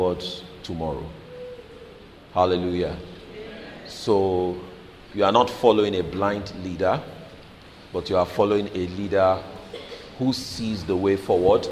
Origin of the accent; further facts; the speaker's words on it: Lagos, Nigeria; now in United Kingdom; I grew up in Lagos